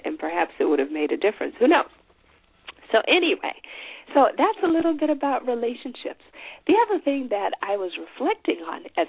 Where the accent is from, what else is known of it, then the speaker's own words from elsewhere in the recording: Chipinge, Manicaland, Zimbabwe; moved away; Chipinge, which is the City, the little town where I was born on the Eastern Islands.